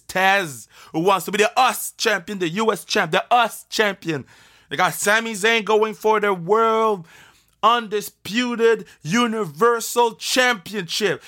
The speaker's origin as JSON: {"language": "English", "town": "Montreal", "region": "Quebec", "country": "Canada", "tie": "born or raised there", "said": "When you come to Montreal, we'll make sure that y- y- you feel flashy, even in my hometown"}